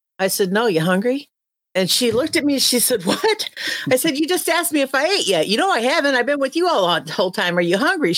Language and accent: English; Midwest, United States; accent: Midwest; moved away; I grew up in the heart of the Midwest, but my parents were transplants from Arkansas